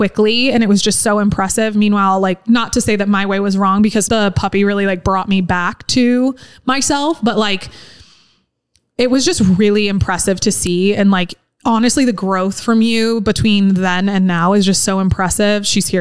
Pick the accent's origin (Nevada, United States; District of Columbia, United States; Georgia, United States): Nevada, United States; Incline Village; growing up in Incline